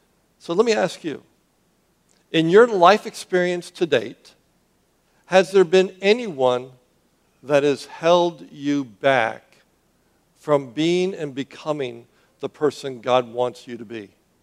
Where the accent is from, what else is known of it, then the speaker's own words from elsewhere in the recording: Miami, Florida, United States; now in Southwest Florida, United States; But that's not where I came from. You know, I came from Miami. And Miami, the Anglo community is the minority.